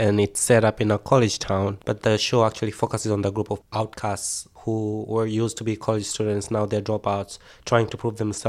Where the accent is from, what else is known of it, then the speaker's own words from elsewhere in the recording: Tanzania; moved away as an adult; also born or lived in upstate New York; now in United States; my first time when I came to America from Tanzania